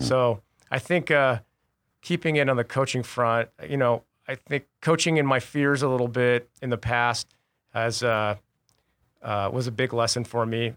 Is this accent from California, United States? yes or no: no; Tucson, Arizona, United States; growing up in Tucson